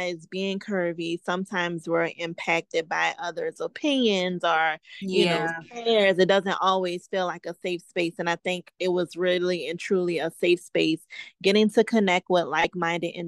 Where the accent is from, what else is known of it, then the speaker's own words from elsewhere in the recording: New Orleans, Louisiana, United States; moved away as an adult; now in New York, United States; I'm from New Orleans